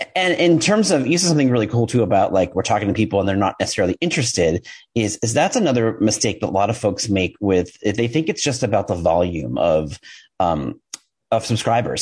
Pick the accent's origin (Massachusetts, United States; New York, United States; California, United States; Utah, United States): New York, United States; I'm a New Yorker. I talk fast